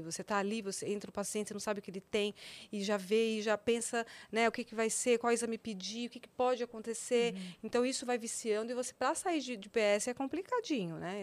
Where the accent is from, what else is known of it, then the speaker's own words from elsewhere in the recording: São Paulo, Brazil; moved away as an adult; Eu nasci em São Paulo, né? Minha vida sempre foi aqui em São Paulo até mais ou menos os 19 anos, 20 anos, não, 21 anos